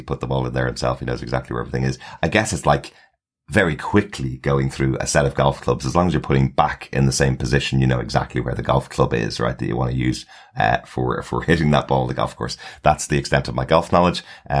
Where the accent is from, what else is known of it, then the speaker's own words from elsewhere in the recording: New York City, New York, United States; now in North Carolina, United States; Although I live in North Carolina now, I grew up in New York City